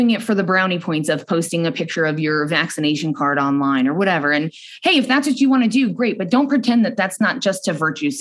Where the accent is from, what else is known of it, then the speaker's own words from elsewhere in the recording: New York, United States; moved away as an adult; now in Arizona, United States; I'm from New York